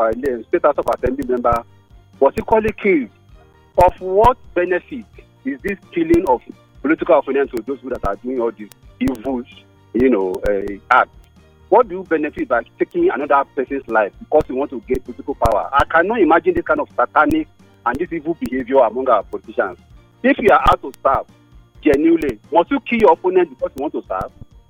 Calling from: Apo, Federal Capital Territory, Nigeria; I'm calling from Apo.

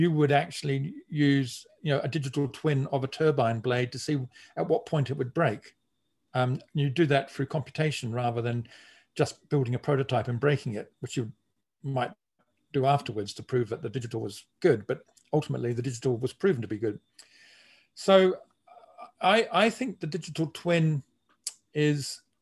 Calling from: Melbourne, Victoria, Australia; I'm speaking from Melbourne in Australia, and we are now facing the worst road congestion.

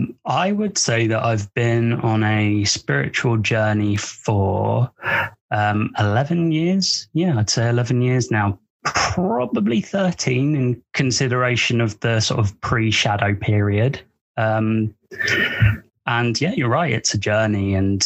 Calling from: United Kingdom; I'm speaking from the United Kingdom.

